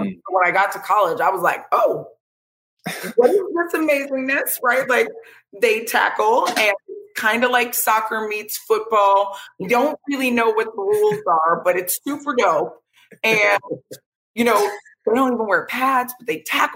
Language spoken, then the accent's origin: English; Vero Beach, Florida, United States; I'm a Florida native, grew up in Vero Beach, Florida